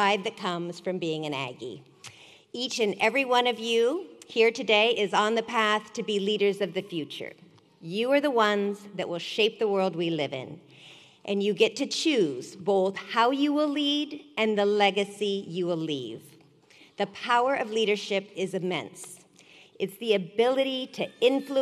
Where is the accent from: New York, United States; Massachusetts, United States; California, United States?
California, United States; Sacramento; I grew up in Sacramento, just down the road